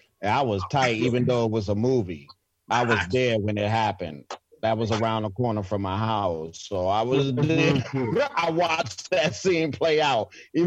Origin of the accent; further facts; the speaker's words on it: New York City, New York, United States; That was us growing up in New York City.